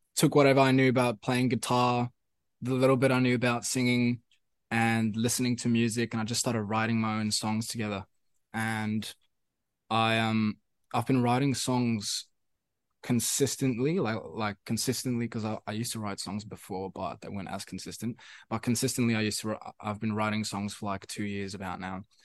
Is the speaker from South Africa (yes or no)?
yes; South Africa; first language Afrikaans; English is a second language; now in Sydney, Australia; thinking in Afrikaans, which was my, which is my first language